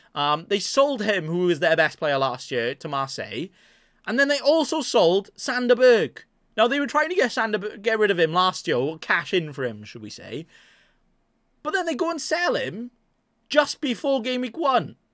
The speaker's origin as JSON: {"language": "English", "area": "Welsh", "region": "Wales", "country": "United Kingdom", "said": "I'm Welsh"}